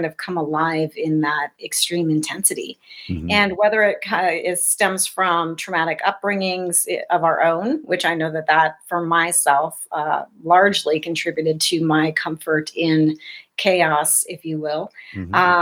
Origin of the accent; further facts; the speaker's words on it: South Dakota, United States; I was raised in South Dakota in the middle of nowhere, pre-internet